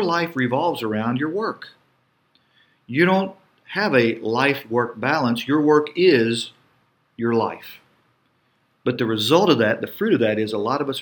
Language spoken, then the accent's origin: English; United States